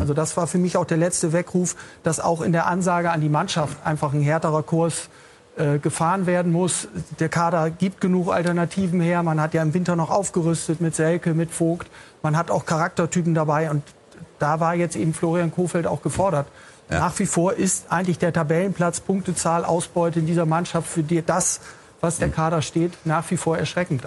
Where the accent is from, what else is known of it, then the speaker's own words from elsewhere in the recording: Bremen, Germany; moved away; ich wohne ja seit längerem nicht mehr in Bremen, bin aber gebürtiger Bremer